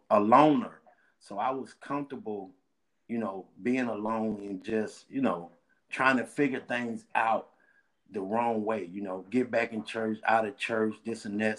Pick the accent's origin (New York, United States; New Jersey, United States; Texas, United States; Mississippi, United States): Mississippi, United States; Starkville; I'm from Starkville, Mississippi. That's in central part of the state